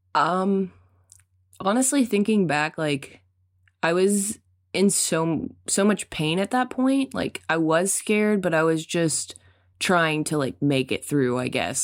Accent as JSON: {"language": "English", "region": "Arkansas", "country": "United States", "said": "I was from Arkansas"}